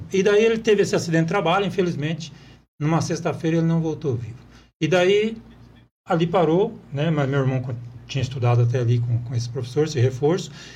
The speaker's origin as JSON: {"language": "Portuguese", "town": "Apucarana", "region": "Paraná", "country": "Brazil", "tie": "born or raised there", "also_born_or_lived": "Marilândia do Sul", "moved": "as an adult", "lives_now": "Guaíra, Brazil", "said": "eu nasci em Apucarana"}